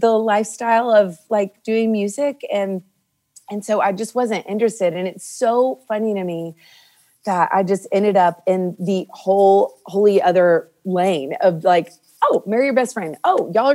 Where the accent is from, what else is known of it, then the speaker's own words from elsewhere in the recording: Nashville, Tennessee, United States; I grew up here in Nashville.